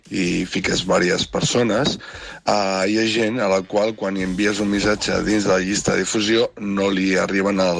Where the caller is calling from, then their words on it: Barcelona, Catalonia, Spain; Hola, bon dia … de Barcelona